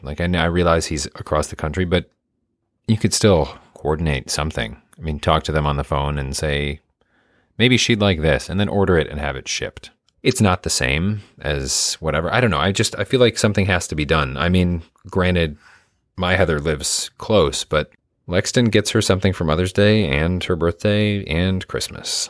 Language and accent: English; Midwest, United States; I'm from the Midwest.